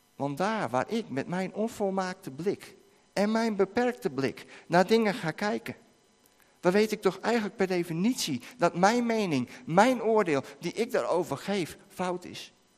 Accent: Netherlands; van ons als Nederlanders

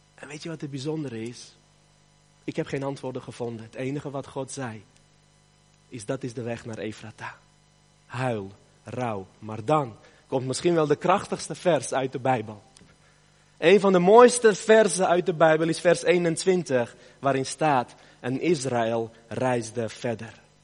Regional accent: Armenia; moved away; Armenië, het land waar ik vandaan kom

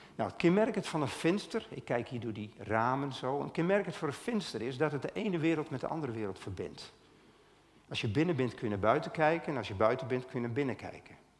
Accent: Stiens, Friesland, Netherlands; ik kom uit Stiens

